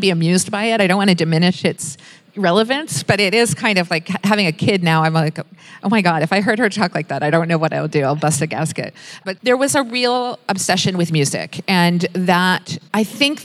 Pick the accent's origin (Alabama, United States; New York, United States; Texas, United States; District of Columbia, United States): District of Columbia, United States; Washington; moved away; I come from Washington, D.C. It's the nation's capital